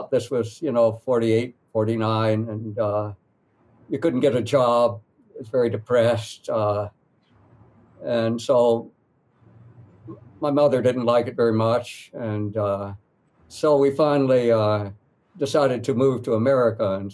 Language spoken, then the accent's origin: English; North Carolina, United States; I grew up in Western North Carolina. When I go back there, I, I meet ordinary people